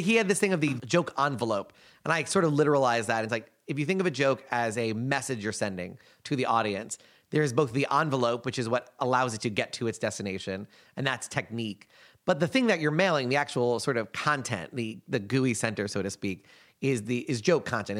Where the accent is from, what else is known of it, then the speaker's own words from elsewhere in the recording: United States; being an American